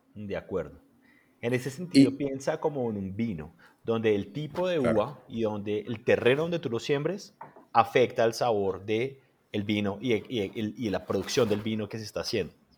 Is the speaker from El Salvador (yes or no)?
no; Colombia; nosotros, por ejemplo, en Colombia